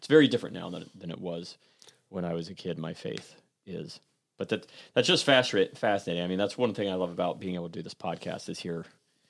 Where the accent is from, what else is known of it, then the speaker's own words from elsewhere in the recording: Columbus, Ohio, United States; We grew up in Clintonville, Ohio, which is in Columbus, and I grew up, my parents always went to church, and I grew up in it